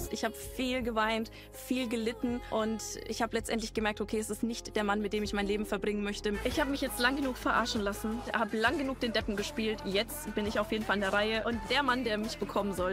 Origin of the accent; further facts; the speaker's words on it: Hanover, Lower Saxony, Germany; Ich bin 23 Jahre alt. Ich komme aus Hannover.